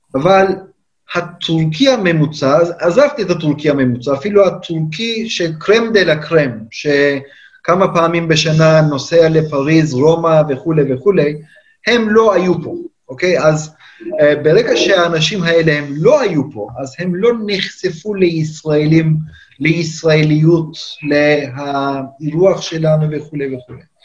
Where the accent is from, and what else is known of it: Turkey; born or raised there; Hebrew is a second language; moved away as an adult; now in Israel